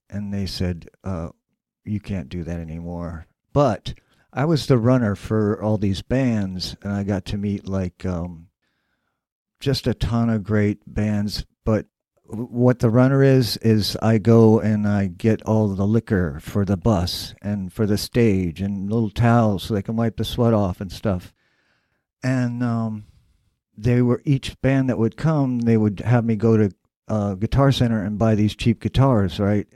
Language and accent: English; Dayton, Ohio, United States; moved away; also born or lived in New York City / Brooklyn; Dayton, which is my hometown.